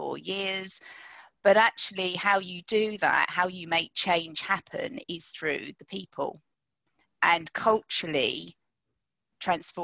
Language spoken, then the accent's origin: English; London, United Kingdom; I grew up in London